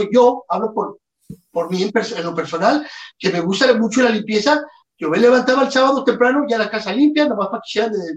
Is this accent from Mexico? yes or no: yes; Mexico; Yo soy bien